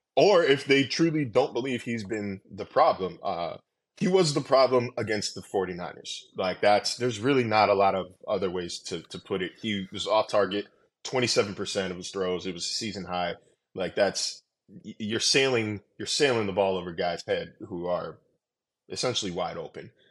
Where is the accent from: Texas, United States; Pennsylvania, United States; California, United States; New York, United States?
California, United States; Sacramento; moved away; So, I grew up in California. I grew up in Sacramento.